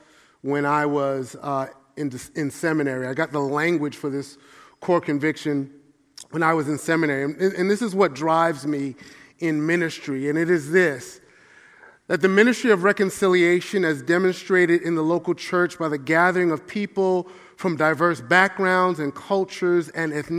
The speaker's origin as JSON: {"language": "English", "town": "New York City", "region": "New York", "country": "United States", "tie": "born or raised there", "said": "I grew up in the church in Brooklyn, New York"}